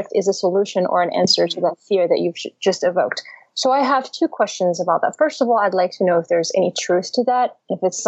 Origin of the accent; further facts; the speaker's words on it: United States; I'm American